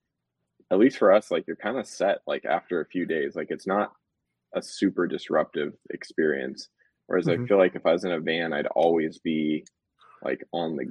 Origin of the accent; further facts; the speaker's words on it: California, United States; also born or lived in New York City / Los Angeles; we're both from California